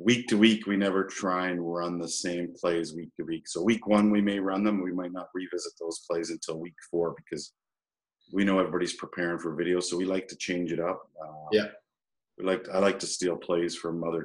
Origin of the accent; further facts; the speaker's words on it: Peterborough, Ontario, Canada; moved away; I grew up in Peterborough